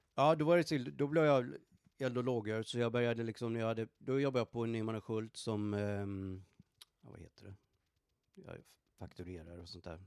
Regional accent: Borås, Västra Götaland, Sweden; born or raised there; moved away as an adult; also born or lived in Stockholm, Sweden; now in Dallas, United States

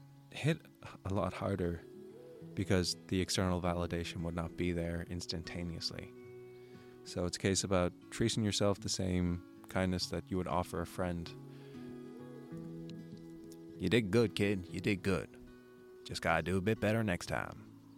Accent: Ireland; accent: American; I have such a thick American accent and I'm from Ireland and I'm making all these Irish videos.

